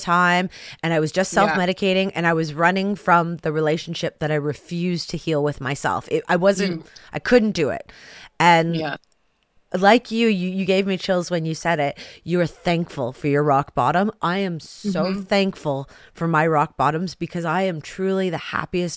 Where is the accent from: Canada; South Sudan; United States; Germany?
Canada; we're Canadian sisters